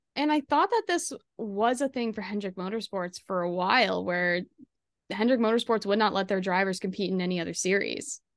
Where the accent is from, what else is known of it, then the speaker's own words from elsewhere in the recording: Ottawa, Ontario, Canada; now in Toronto, Canada; I grew up in the Ottawa area